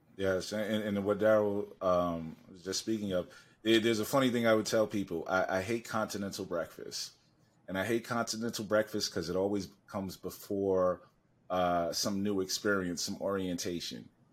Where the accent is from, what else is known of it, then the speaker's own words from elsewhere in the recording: New York City, New York, United States; I'm from Harlem